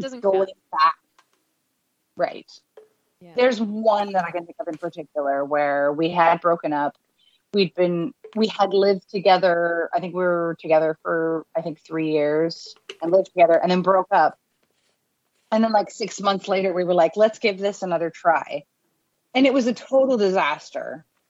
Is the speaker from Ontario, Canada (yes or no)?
no; Abbotsford, British Columbia, Canada; I grew up in Abbotsford